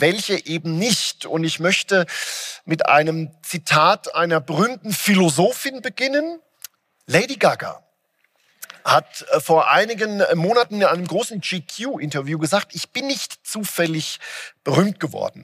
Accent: Germany

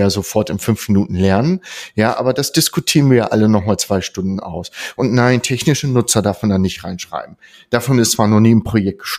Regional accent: Northern Germany, Germany; Ich komme aus dem Norden und da heißt es schön, wer auf dem Surfbrett nach einer Welle immer noch draufsteht, der hat recht gehabt.

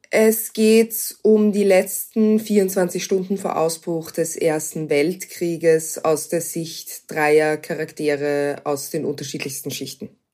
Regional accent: Vienna, Austria; Wien ist meine Heimatstadt

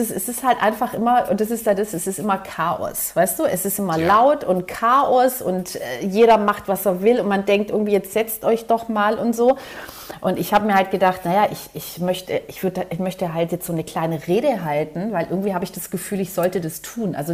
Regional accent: Southern Germany, Germany; Und ich bin ja in Süddeutschland groß geworden

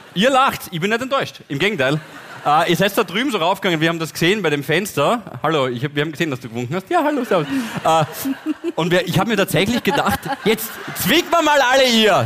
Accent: Styria, Austria; wir sind Steirer

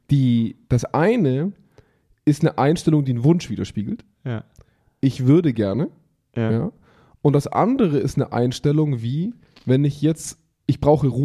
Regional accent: Germany; bei uns in Deutschland

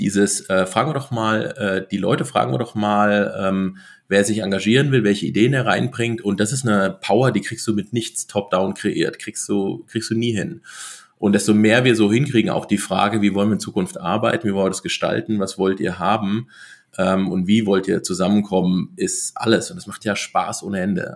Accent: between Giessen and Marburg, Hesse, Germany; moved away as an adult; also born or lived in Black Forest; in Hessen, äh, ein bisschen nördlich ähm, von, von Frankfurt, also so der zwischen Gießen und Marburg, äh, der Raum größtenteils

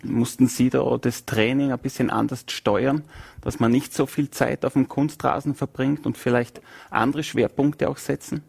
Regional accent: Vorarlberg, Austria; von Vorarlberger zu gebürtigem Wiener

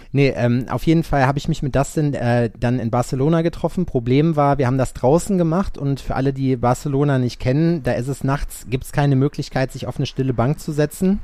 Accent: Sauerland, between Hagen and Lüdenscheid, North Rhine-Westphalia, Germany; now in Jena, Germany; Scheiksmühle. Das ist so ein kleines Nest zwischen Hagen und Lüdenscheid. Ja. Also eigentlich bin ich Sauerländer

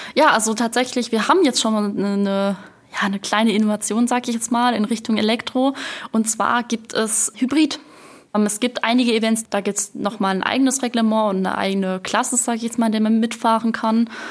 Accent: Rhineland-Palatinate, Germany; ich komme aus der Pfalz, also gerade über den Rhein rüber

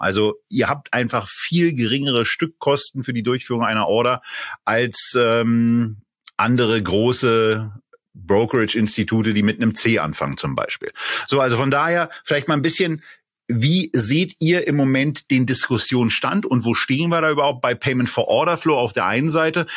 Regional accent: Berlin, Germany; ich bin ja ebenfalls in Berlin geboren

